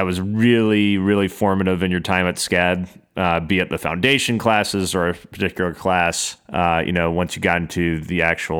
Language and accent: English; the South, United States; accent: Southern; See, it's a hard thing for me with my Southern accent.